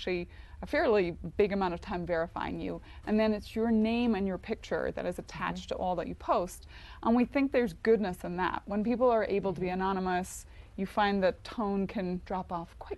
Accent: Northern Ireland, United Kingdom; I'm Northern Irish, but kind of Irish

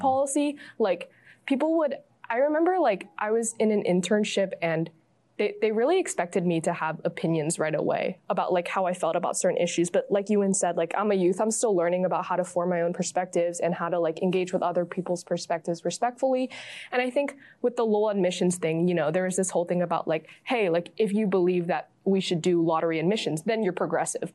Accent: San Francisco, California, United States; growing up in the Bay View and the Excelsior

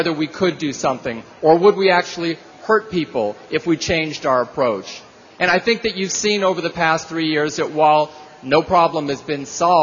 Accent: New York City, New York, United States; I grew up in New York City

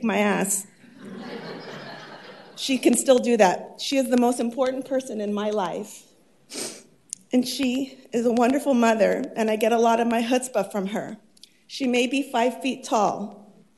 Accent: Orange, California, United States; I am proud to serve my city that I grew up in. God bless Orange

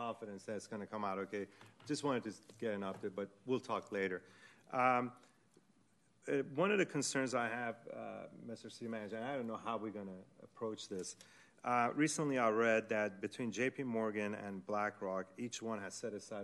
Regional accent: Iran; moved away; I am originally from Iran

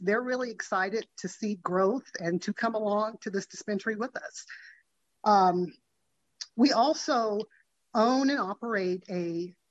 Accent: Sacramento, California, United States; also born or lived in Virginia; I am a lifelong resident here in Sacramento. I grew up in the South area, the community of Meadowview

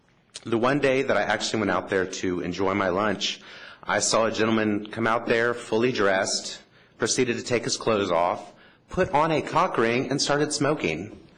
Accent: Oklahoma, United States; moved away as an adult; now in San Francisco, United States; I live and I also work and play in the Castro. I moved here from Oklahoma 6 years ago

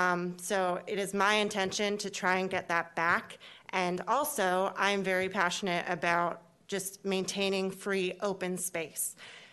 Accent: Philmont, Pennsylvania, United States; I grew up in Philmont. I was born and raised there. My family's been there since the 80s.

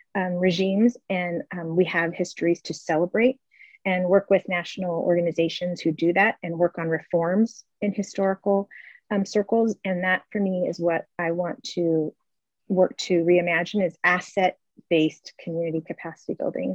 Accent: San Jose, California, United States; I'm a native San Josean. I was raised in East San Jose

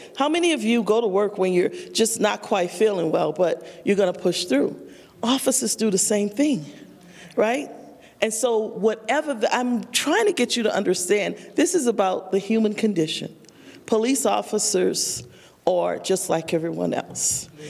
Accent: the South, United States; But because I'm from the South, I'm gonna be polite and listen to you

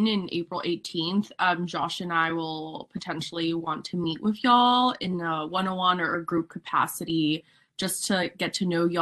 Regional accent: San Jose, California, United States; moved away as an adult; now in San Francisco, United States; I came from San Jose, and my high school had gender-neutral restrooms

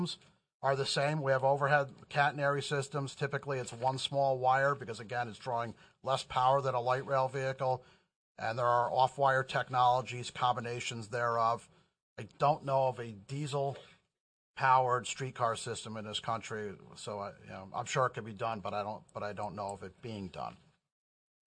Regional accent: New York, United States; I'm from New York. I can talk fast.

